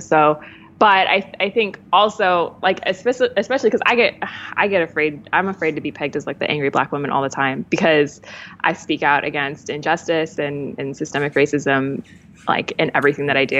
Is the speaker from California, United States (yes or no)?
yes; Los Angeles, California, United States; I'm from LA.